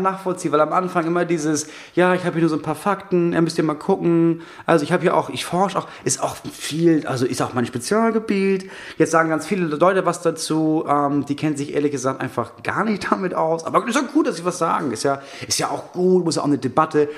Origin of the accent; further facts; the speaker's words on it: Itzehoe, Schleswig-Holstein, Germany; bei uns in Itzehoe